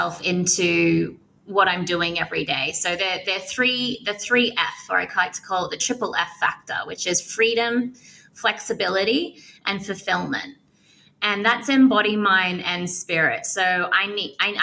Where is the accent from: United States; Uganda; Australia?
Australia; moved away; I'm an Australian girl that loves to travel